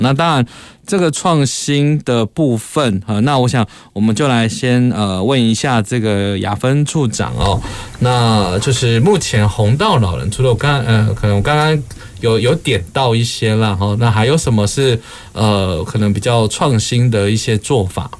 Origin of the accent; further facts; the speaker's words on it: Kaohsiung, Taiwan; 我们高雄人可能就不知道了哈